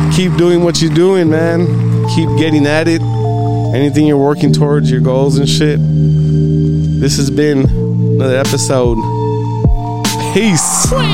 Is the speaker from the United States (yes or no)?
yes; Texas, United States; also born or lived in California; I came back down here probably when I was like three or four